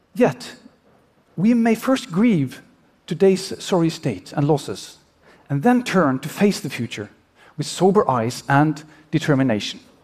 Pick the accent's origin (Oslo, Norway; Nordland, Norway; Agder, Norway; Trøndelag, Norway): Oslo, Norway; my hometown of Oslo